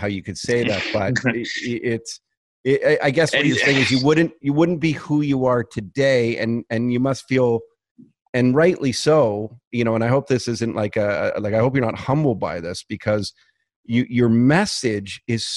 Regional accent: Canada; I'm a Canadian kid

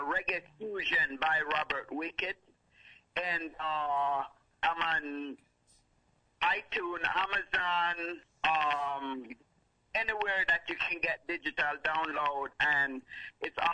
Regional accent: Kingston, Jamaica; now in Detroit, United States; I was actually born and raised in Kingston, Jamaica, and then actually moved to Detroit, Michigan

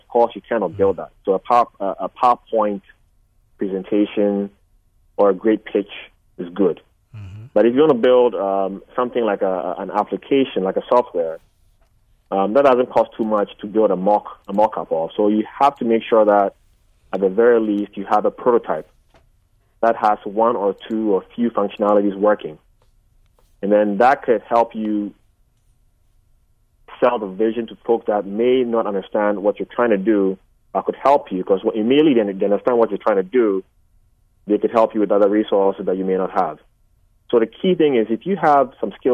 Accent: Ghana; now in United States; I'm Ghanaian.

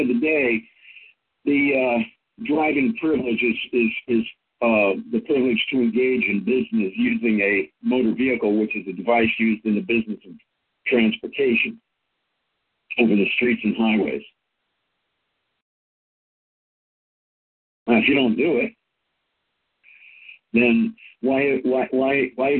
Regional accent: California, United States; I popped out in California, so I'm Californian

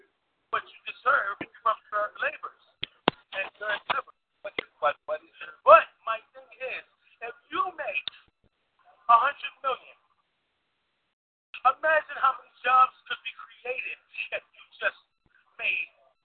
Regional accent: Bronx, New York, United States; I'm from the Bronx.

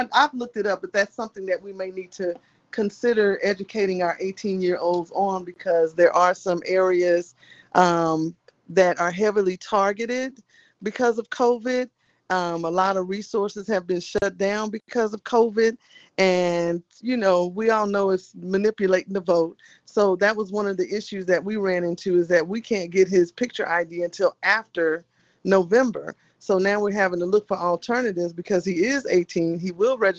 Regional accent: Texas, United States; I'm from Texas

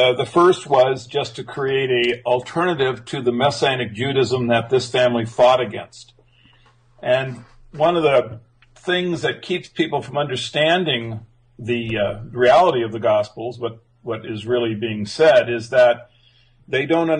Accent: Japan; And I grew up in Japan.

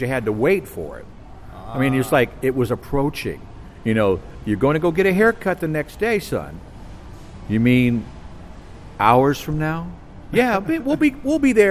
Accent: Florida, United States; also born or lived in St. Petersburg, Florida / Winter Park, Florida; I was born in St. Pete in 1951

